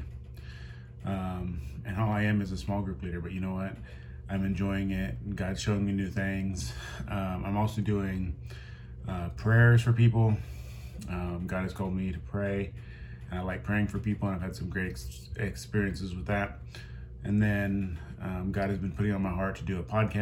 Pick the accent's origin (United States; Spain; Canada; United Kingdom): United States; Midwest; I grew up in the Midwest.